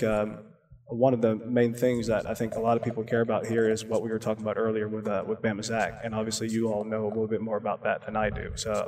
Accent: Madison, Alabama, United States; I am a North Alabama guy. I've lived here my whole life. I went to Bob Jones High School. I grew up in Madison, but I've lived off County Line Road my whole life. So I've always been like right next to Limestone.

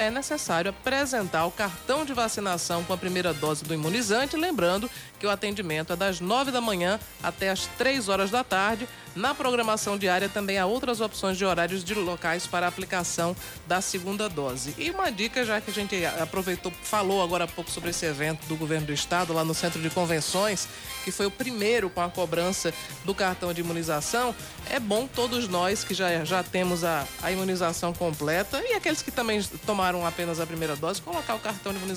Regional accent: João Pessoa, Paraíba, Brazil; o local escolhido foi a minha terra, foi o mercado de Jaguaribe

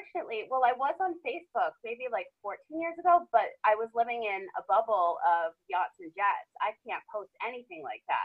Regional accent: Rhode Island, United States; also born or lived in Boston / Los Angeles / Las Vegas; now in San Diego, United States; I'm originally from Rhode Island.

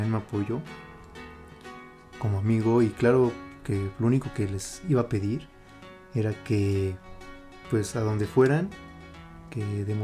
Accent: Mexico; Me siento orgulloso de ser mexicano.

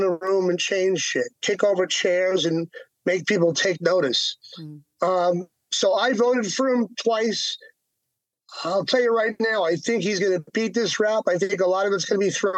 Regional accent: New York, United States; also born or lived in Long Island / Manhattan; I grew up in that. I'm a New Yorker.

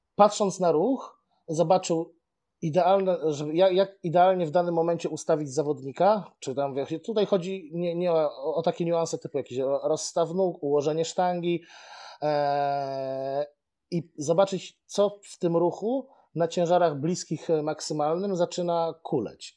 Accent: Bełchatów, Łódź Voivodeship, Poland; moved away as an adult; now in Łódź, Poland; jestem z Bełchatowa. Aha. Ale do Łodzi przyjechałem na studia i no, Teraz już mieszkam prawie tyle samo w Łodzi, co w Bełchatowie.

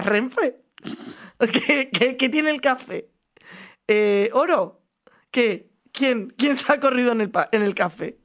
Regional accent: Madrid, Community of Madrid, Spain; Yo soy de Aluche. Mi crecimiento fue en Aluche.

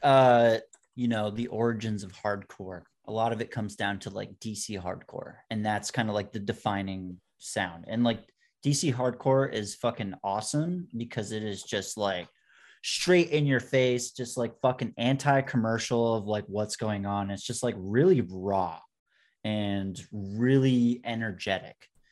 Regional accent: Vermont, United States; born or raised there

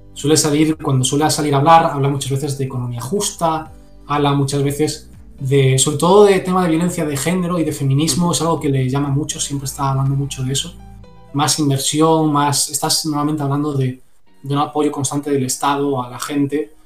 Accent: Spain

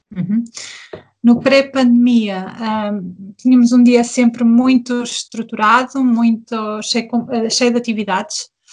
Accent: Portugal; moved away as an adult; also born or lived in Germany; now in Berlin, Germany; Eu sou portuguesa e o meu marido é camaronês

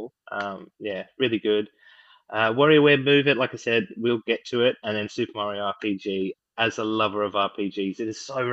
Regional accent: Australia; we missed out in Australia

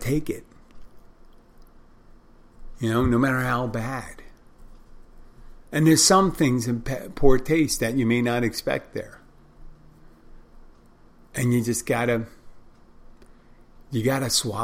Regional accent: Philadelphia, Pennsylvania, United States; I'm from Philadelphia too, like Will Smith.

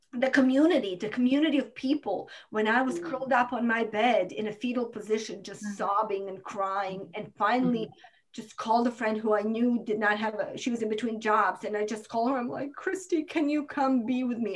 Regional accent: Croatia; moved away as an adult; now in United States; My hmm. parents, uh, God saved their lives, God protected their house, but my hometown is destroyed

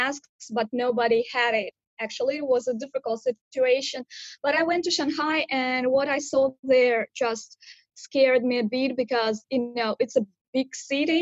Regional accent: Pavlodar, Pavlodar Region, Kazakhstan; moved away as an adult; now in Hangzhou, China; I'm from Kazakhstan, but now I live in China

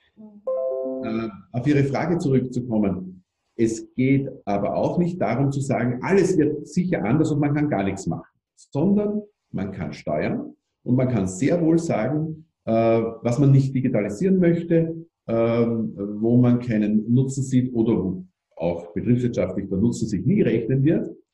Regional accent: Austria; bei uns in Österreich

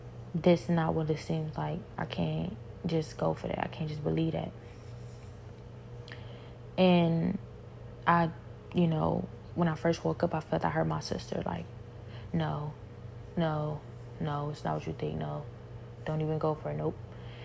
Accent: Cleveland, Ohio, United States; now in Houston, United States

